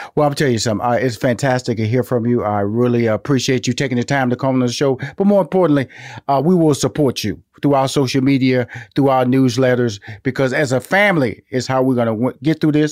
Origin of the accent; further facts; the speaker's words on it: Houston, Texas, United States; now in Atlanta, United States; I'm from Houston, Texas. I'm living in Atlanta